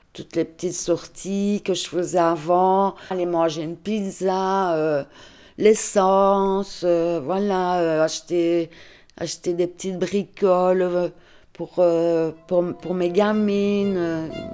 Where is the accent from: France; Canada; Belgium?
Belgium; Liège, Wallonia; now in Ardennes, Belgium; je suis liégeoise, je suis expatriée ici dans les Ardennes.